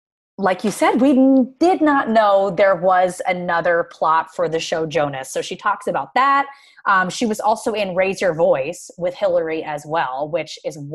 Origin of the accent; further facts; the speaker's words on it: Pennsylvania, United States; now in Los Angeles, United States; I'm from Pennsylvania on the East Coast, and I've met more people like from random towns around where I grew up than I have that live here.